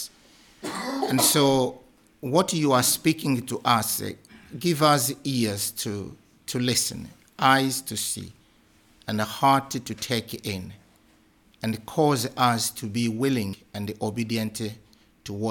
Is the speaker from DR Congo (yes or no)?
yes; DR Congo; moved away as an adult; also born or lived in Kenya; now in Scotland, United Kingdom; I come from the Democratic Republic of Congo.